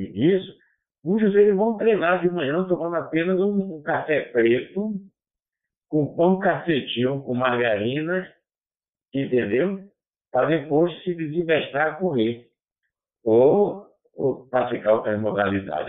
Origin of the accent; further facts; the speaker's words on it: Salvador, Bahia, Brazil; Aqui na minha terra mesmo tem, tem o pessoal do pagode, do axé music